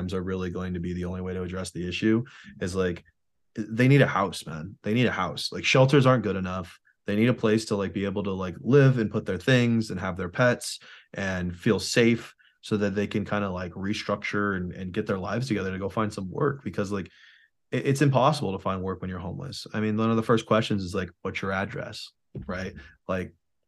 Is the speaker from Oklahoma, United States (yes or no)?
no; California, United States; moved away; also born or lived in Washington, District of Columbia, United States; I grew up in California